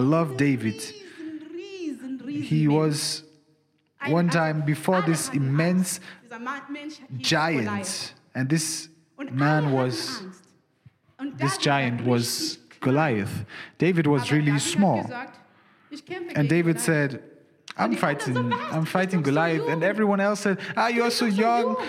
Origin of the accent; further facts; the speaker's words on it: Zimbabwe; now in Germany; I didn't grow up in Germany. I'm from Zimbabwe.